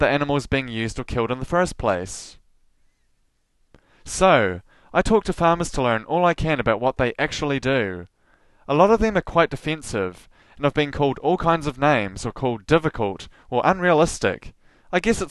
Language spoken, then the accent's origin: English; Invercargill, Southland, New Zealand; I'm from Invercargill